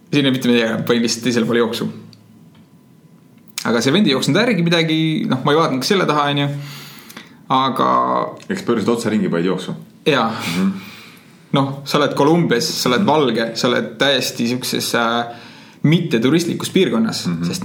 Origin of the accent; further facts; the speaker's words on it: Estonia; et ma võin öelda küll, et oh, ma olen Euroopast, ma ei ole usakas, aga noh, nendeks ei ole vahet, on ju. et kui ma nüüd Estonia, siis nad mõtlevad, et Estonia on mingi, mingi osa Põhja-Ameerikast